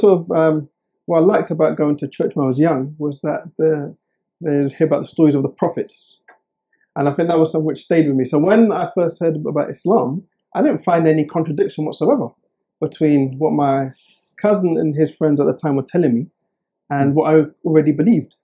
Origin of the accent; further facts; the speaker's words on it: Oxford, South East England, United Kingdom; I was born and raised in Oxford